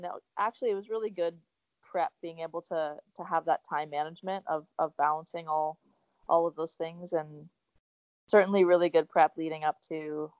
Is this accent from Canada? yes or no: yes; Oakville, Ontario, Canada; my hometown, Oakville